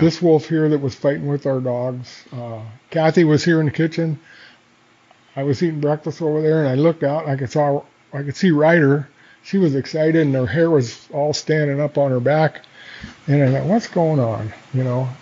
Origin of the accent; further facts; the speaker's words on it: Coeur d'Alene, Idaho, United States; I grew up in Coeur d'Alene, and uh, I'm glad that I grew up in Coeur d'Alene